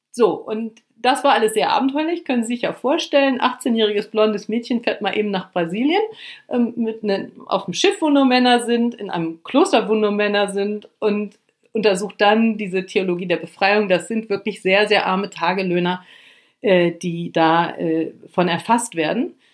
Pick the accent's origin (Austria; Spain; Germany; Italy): Germany; Lower Saxony; also ich komme vom Land, aus Niedersachsen und wollte die große weite Welt kennenlernen